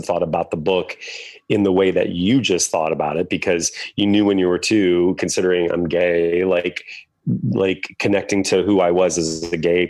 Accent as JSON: {"language": "English", "region": "Indiana", "country": "United States", "tie": "born or raised there", "moved": "yes", "said": "I grew up in Indiana, a Hoosier."}